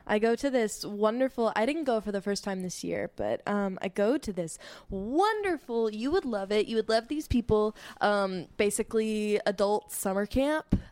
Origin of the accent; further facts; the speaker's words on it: California, United States; my lived experience of being a Californian